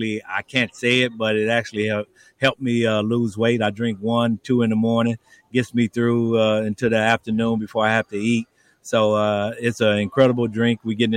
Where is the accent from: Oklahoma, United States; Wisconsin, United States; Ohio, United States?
Oklahoma, United States; Tulsa; my hometown of Tulsa, Oklahoma.